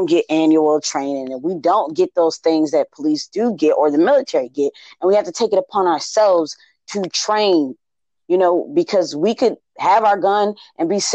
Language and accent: English; Buffalo, New York, United States; now in Baltimore, United States; I'm from Buffalo, New York. So snow is a thing that I ran away from.